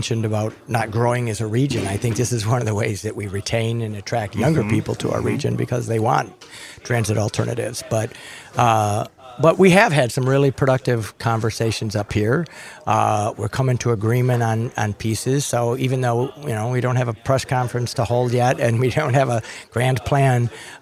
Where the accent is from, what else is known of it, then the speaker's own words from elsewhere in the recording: Macomb County, Michigan, United States; I grew up in Macomb County